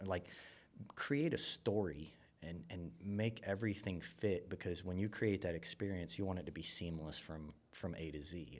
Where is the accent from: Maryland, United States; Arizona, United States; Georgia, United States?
Georgia, United States; Buford; I grew up in Buford, you know, I mean, I used to hunt where the Mall of Georgia was